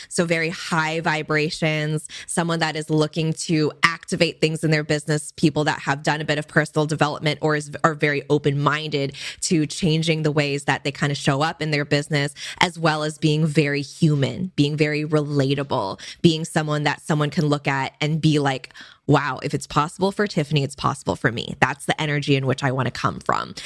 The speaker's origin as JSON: {"language": "English", "area": "Bay Area", "region": "California", "country": "United States", "tie": "born or raised there", "said": "my parents did immigrate from Hong Kong for college and so I was born in the Bay Area in California"}